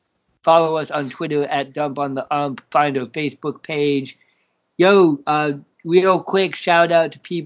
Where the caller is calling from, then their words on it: Champaign, Illinois, United States; I'm broadcasting in from Champaign, Illinois.